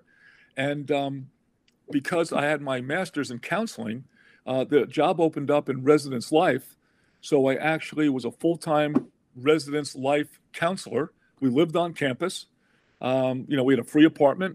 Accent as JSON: {"language": "English", "area": "Long Island", "region": "New York", "country": "United States", "tie": "born or raised there", "said": "growing up on Long Island"}